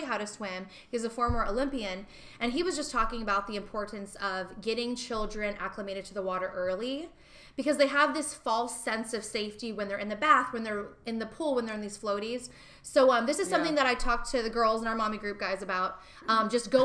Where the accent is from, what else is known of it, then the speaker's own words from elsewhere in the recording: Arizona, United States; now in California, United States; I'm from Arizona